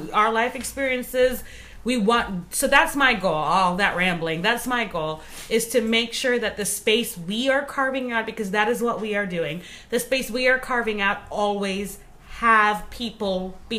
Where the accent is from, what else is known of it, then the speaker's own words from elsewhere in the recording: Trinidad & Tobago; moved away; I am from Trinidad, born of a man who was born... in Trinidad, three generations, his grandfather, his father, and him. And my mother is from South America, Guyana to be specific, and she also is third generation there.